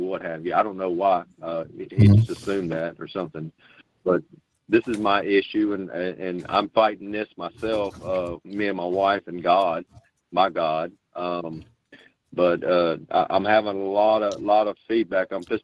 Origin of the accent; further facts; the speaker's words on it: Southeast Texas, United States; I'm from Texas, out here in Southeast Texas